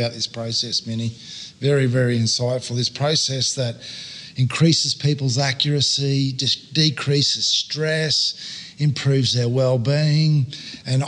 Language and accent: English; Australia; accent: Australian; I'm an Australian male